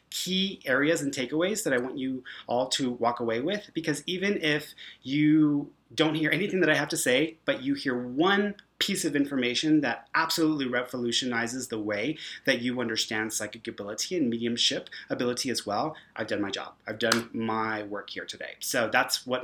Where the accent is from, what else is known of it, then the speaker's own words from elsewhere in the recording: Houston, Texas, United States; moved away as an adult; now in Santa Fe, United States; I'm from Houston, Texas. Now I'm in New Mexico. I'm in Santa Fe, so that's where I am currently at.